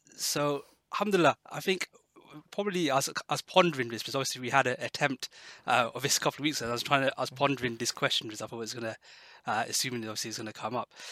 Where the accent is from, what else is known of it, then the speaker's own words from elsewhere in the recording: Exeter, South West England, United Kingdom; moved away as an adult; also born or lived in London; I moved from London uh, back to Exeter, uh, the area where I grew up